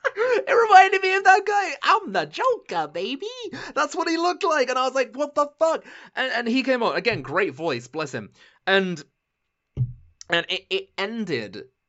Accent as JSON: {"language": "English", "country": "United Kingdom", "said": "being a British person"}